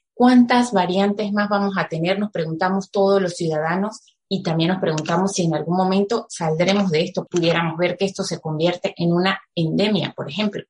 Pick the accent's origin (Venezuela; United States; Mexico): Venezuela; now in Spain; como decimos en venezolano